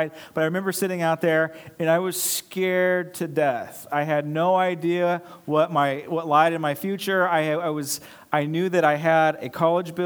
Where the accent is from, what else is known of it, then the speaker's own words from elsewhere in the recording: Los Angeles, California, United States; moved away as an adult; also born or lived in Charleston, South Carolina; I'm from Los Angeles